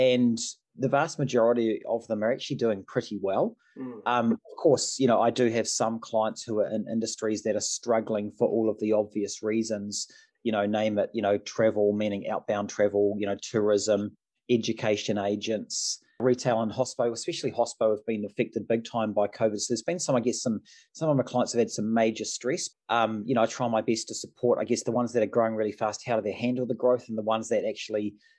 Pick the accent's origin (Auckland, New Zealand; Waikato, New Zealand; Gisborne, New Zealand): Auckland, New Zealand; also born or lived in Sydney, Australia; effectively lived 10 months in Sydney, grew up in Mount Roskill in Auckland